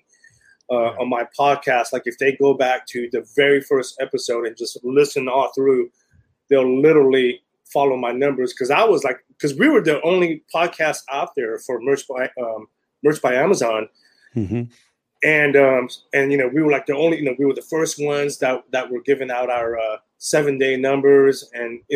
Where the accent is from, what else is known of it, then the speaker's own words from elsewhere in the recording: Silicon Valley, Northern California, United States; moved away as an adult; now in Southern California, United States; I'm originally from Silicon Valley, Northern California